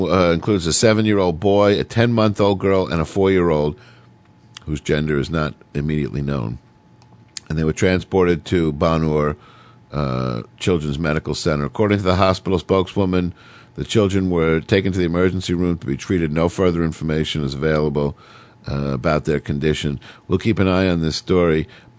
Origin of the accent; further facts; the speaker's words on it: Oceanside, New York, United States; born there; Sometimes I would actually go back to the house that I was born in on Long Island. Out in Oceanside, this tiny little, you know, 8-room house that I, you know, lived in my first 4 or 5 years.